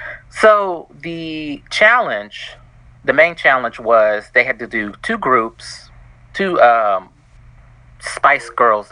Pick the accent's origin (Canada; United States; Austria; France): United States; Kentucky; accent: country; Oh, Kentucky.